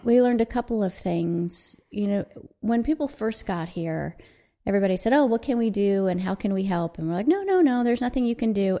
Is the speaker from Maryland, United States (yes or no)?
no; Southern California, United States; we grew up in Southern California.